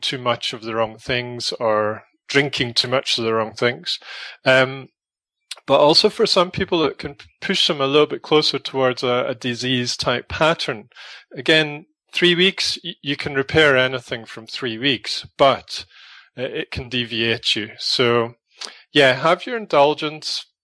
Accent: Scotland, United Kingdom; now in South Africa; I come from Scotland

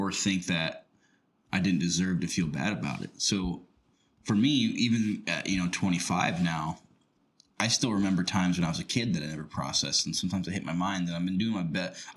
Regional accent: Rochester, United States; my hometown, Rochester

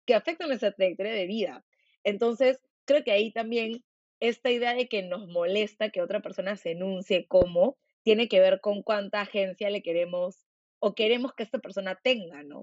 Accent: Peru; quiénes somos como peruanos

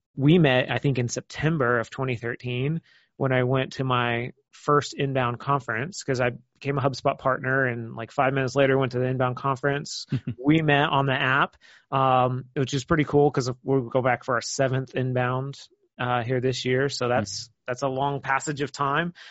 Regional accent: Kansas City, United States; moved away; I'm originally from Kansas City

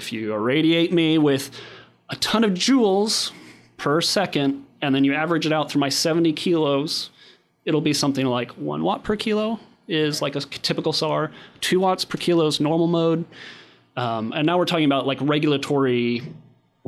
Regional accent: Kansas, United States

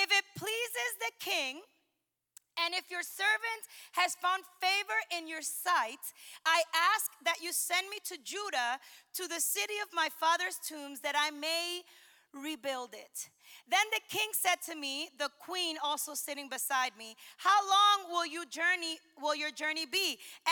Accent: the North, United States; moved away; I'm from the North.

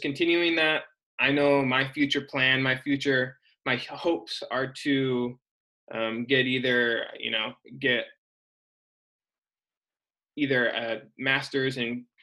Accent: Michigan, United States; moved away as an adult; also born or lived in Ohio / Portland / Salt Lake City / Illinois; now in Sacramento, United States; I'm originally from Michigan

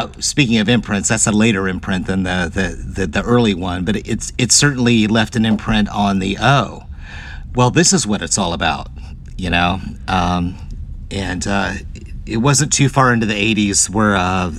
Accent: Hampton, Virginia, United States; with Hampton being my hometown

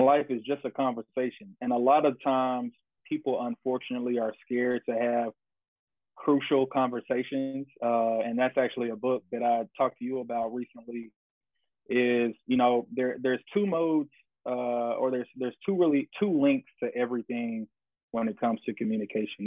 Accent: Jackson, Tennessee, United States; moved away as an adult; now in Texas, United States; I'm originally from Jackson, Tennessee

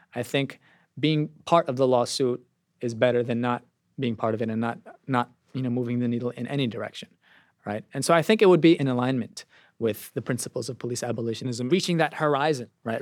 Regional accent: New York City, New York, United States; My community is one of many, I want to say, working class enclaves in New York City, particularly in, in Brooklyn, the Bronx, and Queens. It's a Pakistani American community

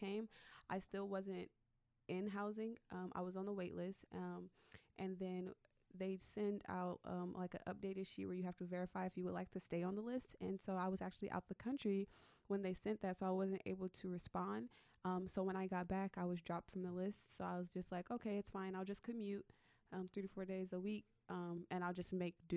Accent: Oakland, California, United States; moved away as an adult; now in Sacramento, United States; I'm from Oakland, California, so I grew up there, born and raised in East Oakland

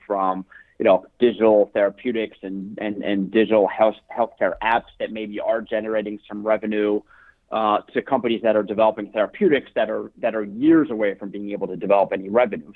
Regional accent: Baltimore, Maryland, United States; also born or lived in Colorado; I was born and raised in Baltimore, Maryland

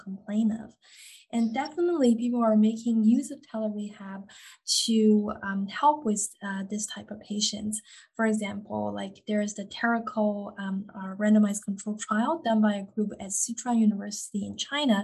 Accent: Canada; I am Canadian

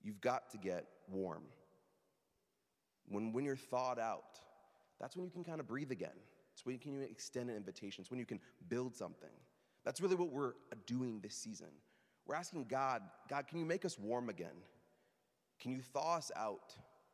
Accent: Midwest, United States; moved away; I'm from the Midwest

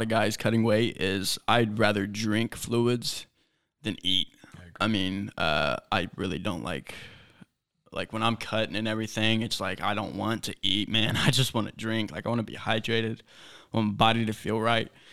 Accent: Terre Haute, Indiana, United States; growing up in Terre Haute

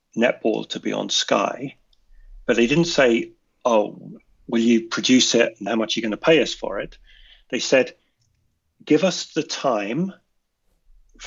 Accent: United Kingdom; as a Brit

